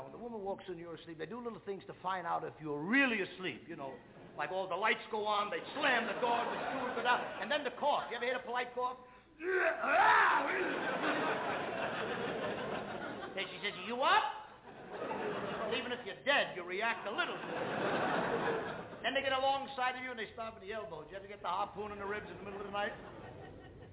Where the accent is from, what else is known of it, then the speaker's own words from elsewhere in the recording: New York, United States; I come from the Lower East Side of New York.